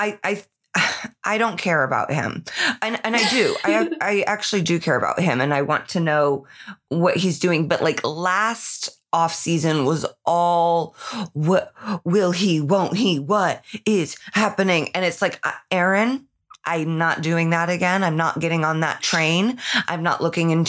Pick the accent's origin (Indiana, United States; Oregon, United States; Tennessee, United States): Indiana, United States; Indianapolis; moved away; heads to my hometown